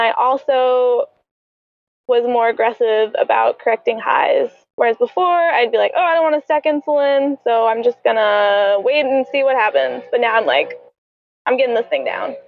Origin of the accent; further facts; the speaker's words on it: Atlanta, Georgia, United States; moved away as an adult; now in Tampa, United States; I'm from Atlanta.